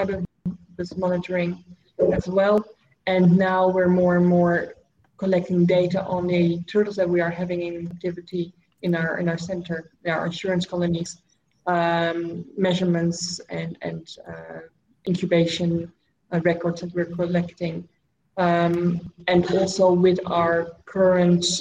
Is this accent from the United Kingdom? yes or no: no; Netherlands; moved away as an adult; now in Cambodia; I grew up, you know, in Dutch culture. I learned to work in Dutch culture